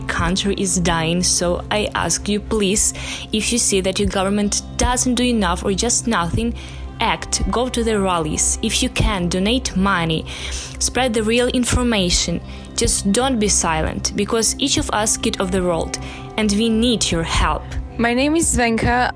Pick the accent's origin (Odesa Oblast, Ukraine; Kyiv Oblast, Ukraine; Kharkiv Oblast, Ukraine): Kyiv Oblast, Ukraine; Chernobyl; I'm from Chernobyl